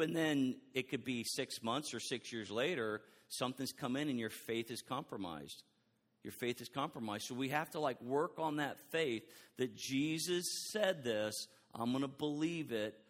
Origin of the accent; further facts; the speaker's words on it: Texas, United States; I am so from Texas